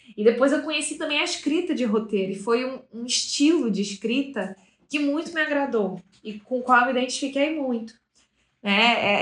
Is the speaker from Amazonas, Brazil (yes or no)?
yes; Manaus, Amazonas, Brazil; moved away as an adult; now in São Paulo, Brazil; uma adolescente que foi nascida e criada em Manaus. Para quem não sabe, eu sou de lá, mas moro em São Paulo já há seis anos